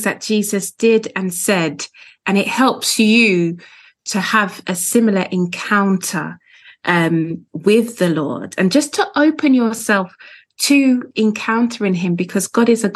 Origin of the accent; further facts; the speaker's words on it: London, United Kingdom; I was born in London. I live just outside of London now.